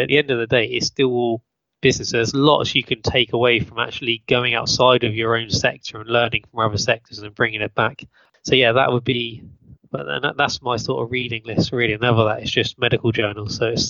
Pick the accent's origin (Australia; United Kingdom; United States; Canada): United Kingdom; accent: British; Yeah, my British accent, sorry.